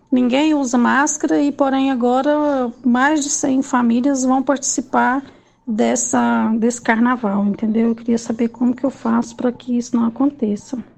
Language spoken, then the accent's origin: Portuguese; Rio Verde, Goiás, Brazil; todos nós que, moro, que, que ficamos aqui compramos os ranchos somos de Rio Verde.